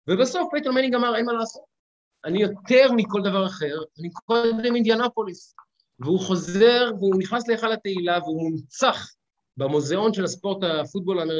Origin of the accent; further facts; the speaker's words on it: Israel; אין לנו אה, כישראלים את המסורת